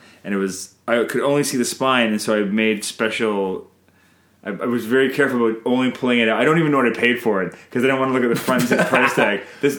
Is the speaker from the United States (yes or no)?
no; Canada